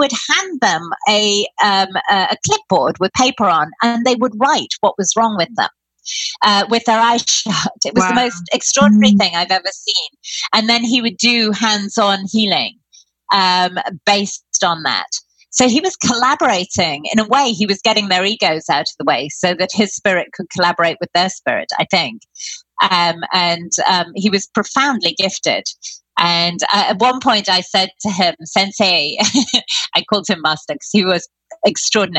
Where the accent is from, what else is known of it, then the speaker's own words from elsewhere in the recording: United Kingdom; I'm British